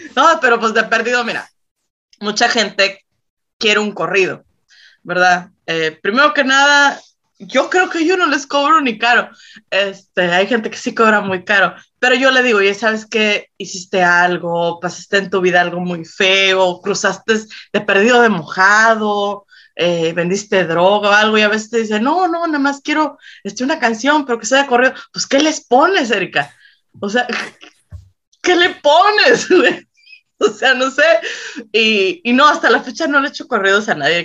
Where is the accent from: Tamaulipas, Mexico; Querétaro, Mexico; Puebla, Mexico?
Tamaulipas, Mexico; Reynosa; yo soy de Reynosa, Tamaulipas